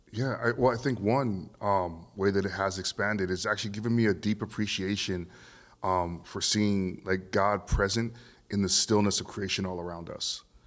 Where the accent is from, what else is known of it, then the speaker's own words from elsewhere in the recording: Vancouver, British Columbia, Canada; growing up in Vancouver, um, even though I'm multi-ethnic, Um, I still grew up in, in, in a system of, of white power